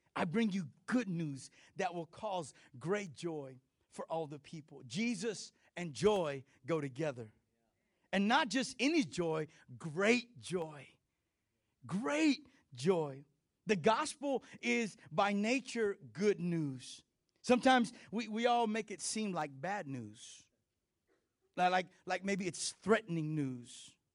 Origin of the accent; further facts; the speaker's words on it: Texas, United States; I'm Mexican and I'm Texan.